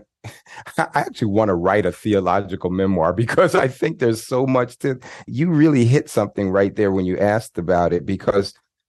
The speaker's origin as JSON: {"language": "English", "town": "Queens", "region": "New York", "country": "United States", "tie": "born or raised there", "said": "I grew up in Queens, New York, and when I was about 10 years old, my dad started taking us."}